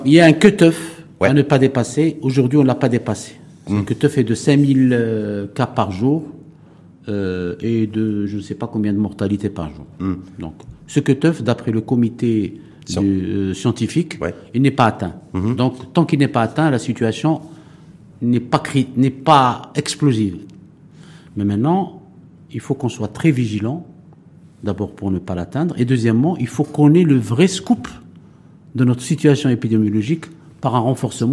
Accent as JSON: {"language": "French", "country": "Morocco", "said": "en tant que bon Marocain"}